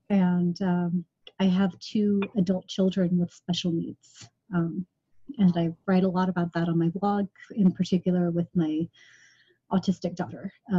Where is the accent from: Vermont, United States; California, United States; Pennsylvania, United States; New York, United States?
New York, United States; Albany; I am from Albany, New York.